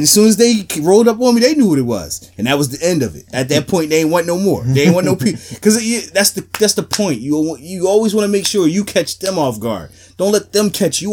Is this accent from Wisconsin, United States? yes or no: no; Philadelphia, Pennsylvania, United States; I grew up in Philly